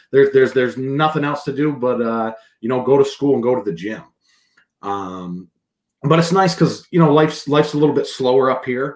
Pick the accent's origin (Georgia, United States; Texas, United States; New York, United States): New York, United States; upstate; also born or lived in New Hampshire; now in Maine, United States; I'm from upstate New York originally.